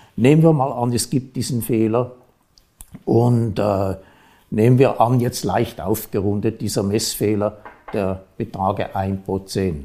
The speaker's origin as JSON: {"language": "German", "country": "Switzerland", "said": "bei uns"}